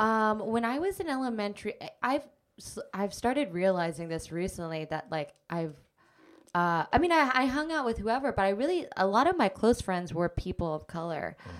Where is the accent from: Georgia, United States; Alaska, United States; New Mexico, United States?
Alaska, United States; Anchorage; moved away as an adult; also born or lived in California / New York; now in Brooklyn, United States; I grew up in Anchorage, Alaska